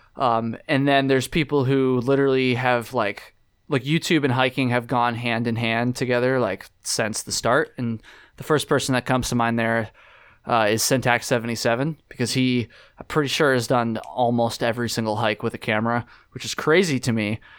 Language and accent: English; Jericho, Vermont, United States; I grew up in Jericho